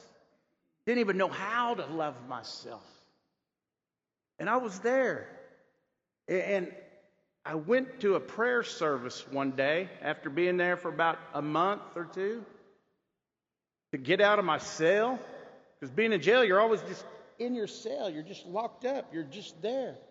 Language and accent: English; Muscogee Reservation, Oklahoma, United States; I'm from the Muskogee Reservation in Oklahoma